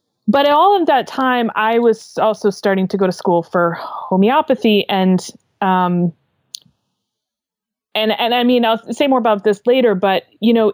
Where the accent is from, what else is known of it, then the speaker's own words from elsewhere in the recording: Maine, United States; also born or lived in California; I grew up here in Maine, but I went out to California to go to school